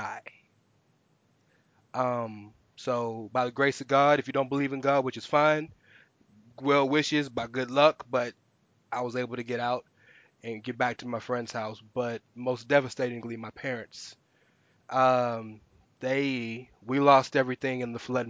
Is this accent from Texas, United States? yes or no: yes; Houston, Texas, United States; also born or lived in Galena Park, Texas; I'm born and raised in Houston